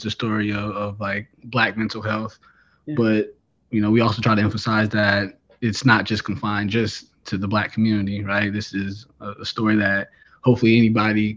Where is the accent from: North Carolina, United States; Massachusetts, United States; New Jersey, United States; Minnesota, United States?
Minnesota, United States; Saint Paul; I'm from St. Paul, Minnesota. That's where I currently reside as well